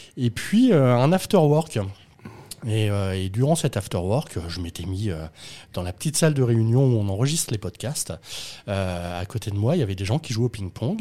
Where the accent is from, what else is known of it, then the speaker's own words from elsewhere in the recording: Rouen, Normandy, France; quand tu es normand, que tu viens de Rouen